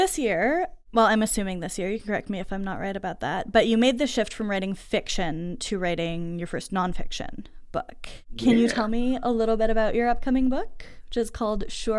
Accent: United States; moved away as an adult; also born or lived in Montreal; as an American kid who moved to Montreal to go to McGill

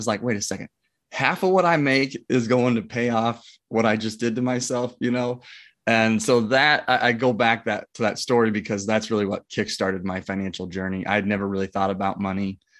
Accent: Omaha, Nebraska, United States; Yeah, I'm from Omaha, Nebraska, born and raised, have a wife, two kids.

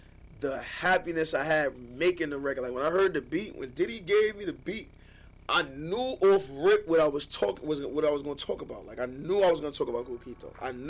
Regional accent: New York City, New York, United States; I'm from Amsterdam in Harlem

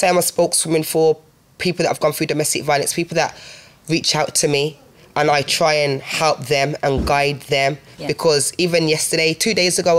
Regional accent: Birmingham, West Midlands, United Kingdom; also born or lived in Handsworth / Newtown; I'm from Laidwood.

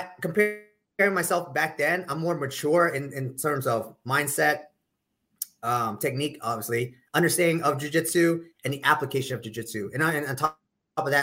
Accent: York, Pennsylvania, United States; I'm originally from the Northeast in York, Pennsylvania, which is an hour south of Harrisburg, the capital of Pennsylvania

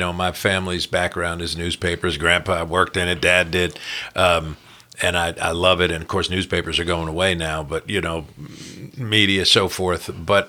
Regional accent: New Jersey, United States; moved away; I'm sure you could tell from my funny accent, I'm not from here. So I grew up in New Jersey

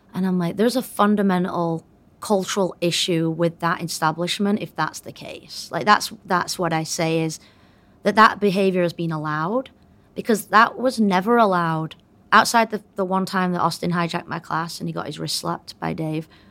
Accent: United Kingdom; moved away as an adult; now in United States; But I did come here, um, as a Brit, and I was here for twenty years as, as a Brit

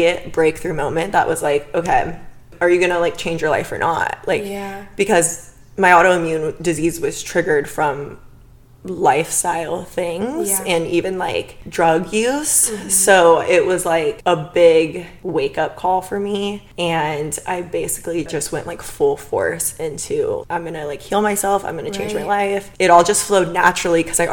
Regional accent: Bakersfield, California, United States; now in Los Angeles, United States; I'm from Bakersfield. Whispers it. It's like 2 hours north

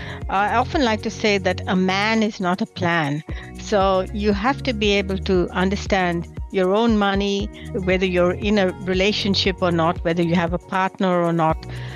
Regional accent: Melbourne, Victoria, Australia; at the World Engineers Convention in my home country in Melbourne, Australia.

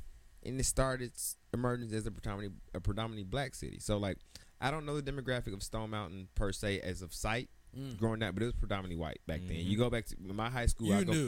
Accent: Atlanta, Georgia, United States; also born or lived in Decatur, Georgia; now in Washington, D.C., United States; They may say I'm from Atlanta, but a lot of people, I say I'm from Atlanta. My driver's license says Decatur.

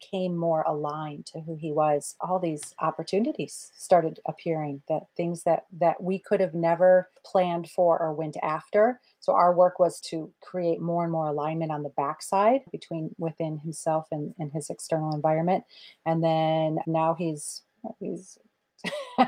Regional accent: Midwest, United States; I was born in the Midwest

